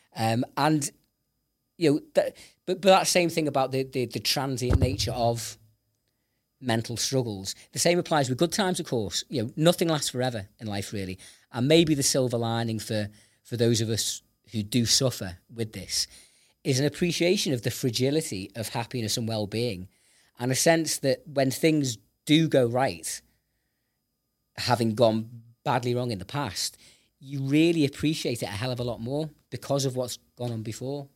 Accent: Liverpool, North West England, United Kingdom; I was born in this city

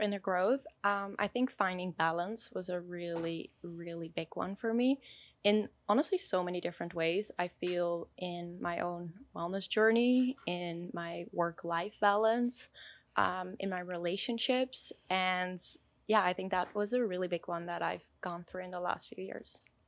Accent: Switzerland; I was born in Switzerland

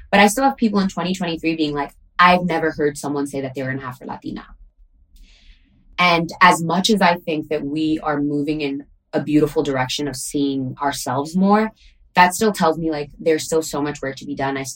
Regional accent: Bronx, New York, United States; I'm from New York originally in the Bronx, but that is where my

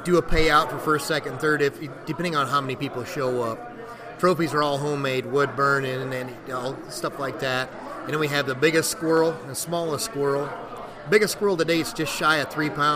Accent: Marshall County, Illinois, United States; we're from the Marshall County area here in Illinois

